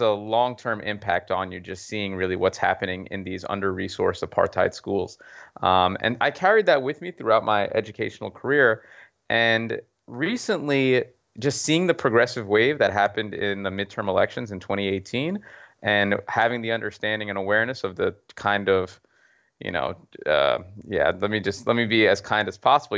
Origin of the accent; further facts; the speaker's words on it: Mount Vernon, New York, United States; I grew up in Mount Vernon